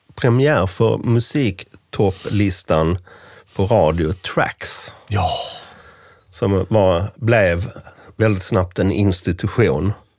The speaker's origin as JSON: {"language": "Swedish", "area": "rural Scania", "region": "Skåne", "country": "Sweden", "tie": "born or raised there", "said": "där jag kommer ifrån, eh, på den skånska landsbygden"}